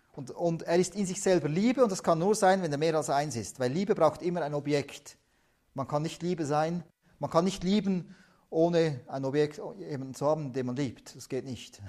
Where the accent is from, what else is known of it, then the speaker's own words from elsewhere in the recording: Switzerland; also born or lived in Tajikistan; Schweiz hier sind wir ja nicht reich